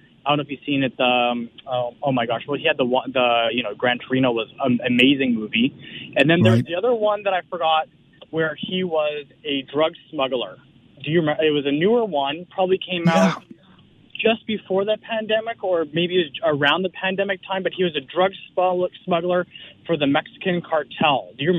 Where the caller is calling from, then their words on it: Molesworth, Ontario, Canada; I'm calling from Molesworth, Upper Canada.